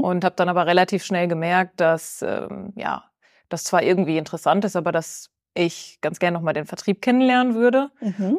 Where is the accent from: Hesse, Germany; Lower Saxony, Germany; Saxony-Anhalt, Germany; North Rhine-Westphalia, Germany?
North Rhine-Westphalia, Germany; Bielefeld; also born or lived in Austria; als gebürtige Bielefelderin